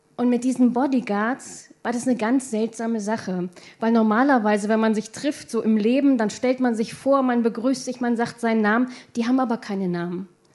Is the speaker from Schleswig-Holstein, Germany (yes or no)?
no; Hildesheim, Lower Saxony, Germany; ich komme aus Hildesheim